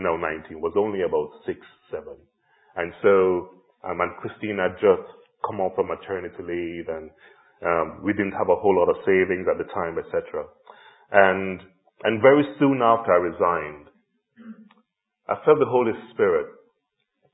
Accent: Jamaica; moved away; I grew up in Jamaica in the 70s and 80s with a real sense of community all around

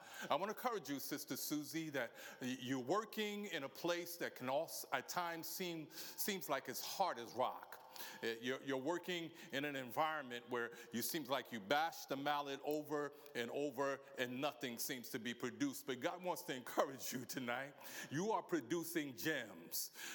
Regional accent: New York City, New York, United States; moved away as an adult; now in United Kingdom; I'm from a place called the Big Apple.

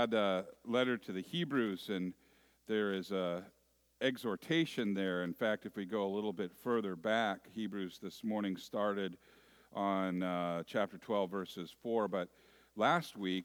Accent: Moraga, California, United States; When I was a little boy, growing up in the San Francisco East Bay area in a little town that used to be agriculture

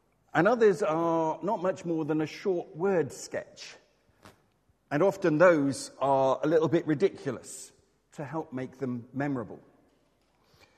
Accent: Exmouth, South West England, United Kingdom; When I was growing up in Exmouth, there was a shop just across the road

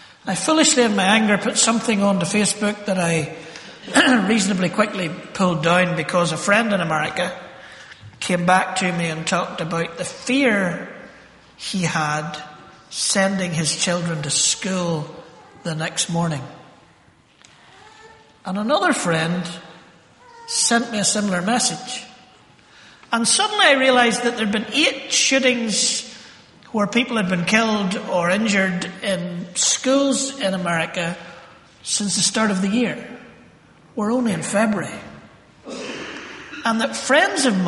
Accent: Northern Ireland, United Kingdom; I grew up in Northern Ireland

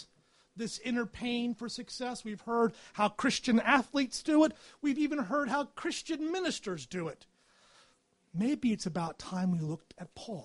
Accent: United States; moved away as an adult; also born or lived in England / Edinburgh; now in United Kingdom; I'm an American

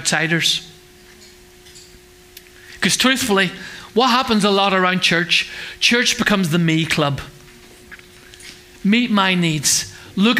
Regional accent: Northern Ireland, United Kingdom; now in England, United Kingdom; We grew up in Northern Ireland

